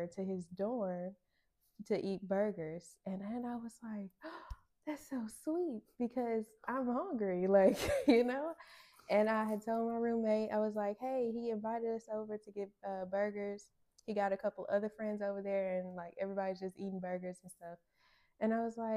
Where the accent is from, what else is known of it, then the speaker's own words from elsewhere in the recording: Bearden, Arkansas, United States; I'm from Bearden, and that's like 25, 30 minutes